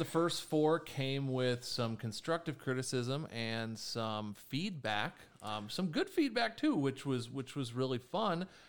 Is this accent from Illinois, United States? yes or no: yes; Chicago, Illinois, United States; I'm Chicago born and raised.